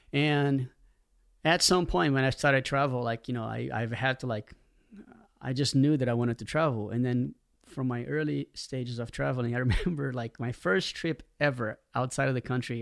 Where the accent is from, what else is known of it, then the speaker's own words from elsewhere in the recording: Rio de Janeiro, Brazil; growing up in Rio, you know, in the eighties